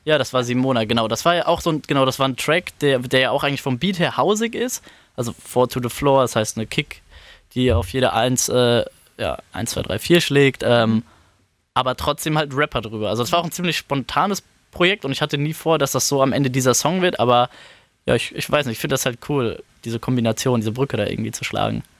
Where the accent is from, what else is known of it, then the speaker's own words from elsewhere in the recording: Frankfurt am Main, Hesse, Germany; ich bin aufgewachsen in Frankfurt am Main, äh, Stadtteil Bergen-Enkheim, da wohne ich jetzt immer noch